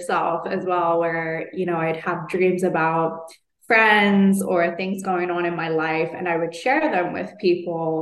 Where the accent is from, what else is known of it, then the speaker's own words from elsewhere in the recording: London, United Kingdom; moved away; back to London, back to my hometown